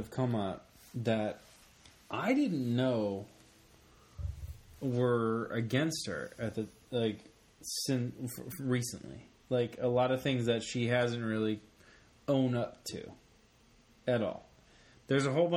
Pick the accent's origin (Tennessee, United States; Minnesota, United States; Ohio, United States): Tennessee, United States; Memphis; also born or lived in New York; I claim the South. I mean, I was born in New York. I grew up I was a kid in Memphis.